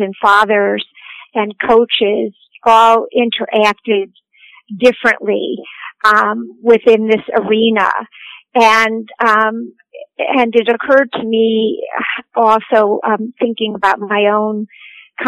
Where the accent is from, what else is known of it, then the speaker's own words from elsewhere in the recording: Cleveland, Ohio, United States; I am an Ohioan. I was born and raised in Cleveland, Ohio.